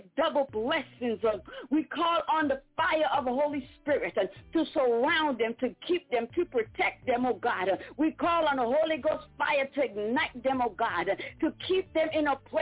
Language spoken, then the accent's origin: English; U.S. Virgin Islands; also born or lived in Saint Lucia (parents); I am from the Caribbean. Amen. My parents are St. Lucian. I was born in Virgin Island on the island of St. Croix